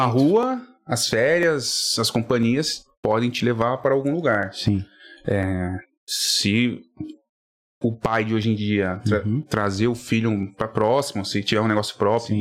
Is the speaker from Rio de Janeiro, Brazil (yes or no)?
no; São Paulo, Brazil; eu sou natural de São Paulo mesmo, Vila Prudente